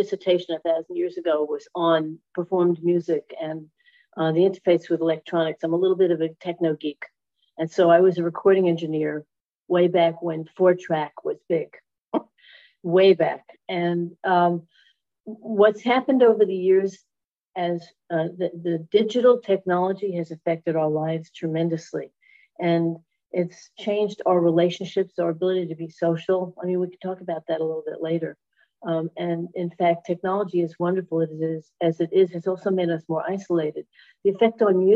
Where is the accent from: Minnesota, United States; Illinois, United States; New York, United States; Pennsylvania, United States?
New York, United States; New York City; moved away as an adult; now in Sarasota, United States; I grew up in Brooklyn, New York.